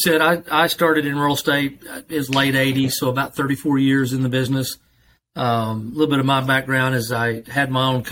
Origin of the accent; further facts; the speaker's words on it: Broken Arrow, Oklahoma, United States; I'm from Broken Arrow, been in Broken Arrow about 47 years